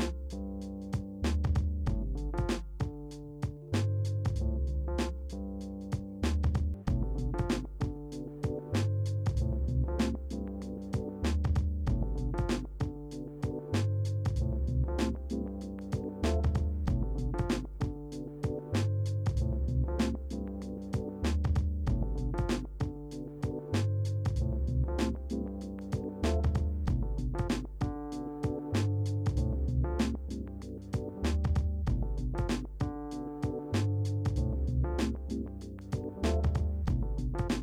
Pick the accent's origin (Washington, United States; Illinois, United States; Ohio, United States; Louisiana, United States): Washington, United States; Wenatchee; we're from Wenatchee, Washington.